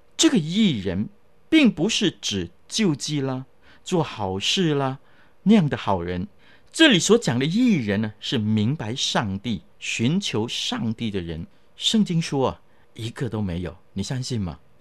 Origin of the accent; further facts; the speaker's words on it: China; 我们中国人的思想